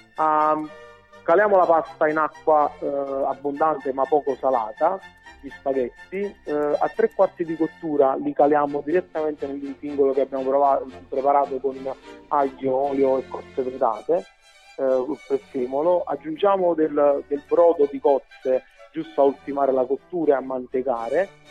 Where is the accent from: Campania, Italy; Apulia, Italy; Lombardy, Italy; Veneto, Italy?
Campania, Italy; essendo campano